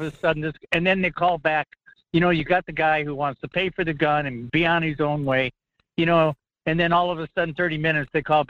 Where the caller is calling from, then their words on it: Fairbanks, Alaska, United States; from Fairbanks.